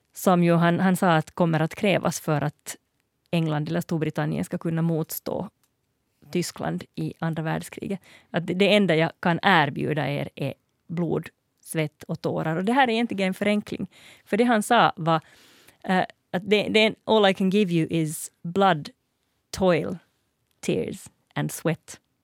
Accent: Finland; jag är finlandssvensk

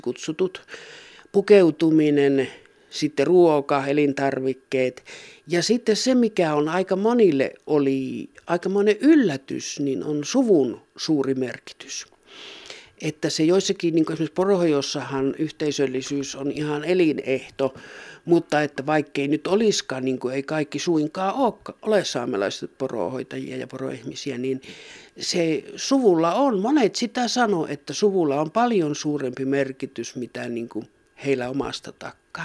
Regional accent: Rovaniemi area, Lapland, Finland; minä itse tuosta syntyisin tuosta Rovaniemen seuvulta ja minun sukujuuret on, on Sykivarressa

